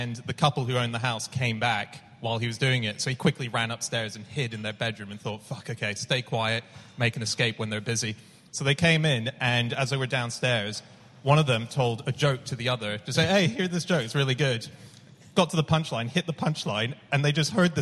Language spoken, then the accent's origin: English; Hong Kong; moved away; I grew up in Hong Kong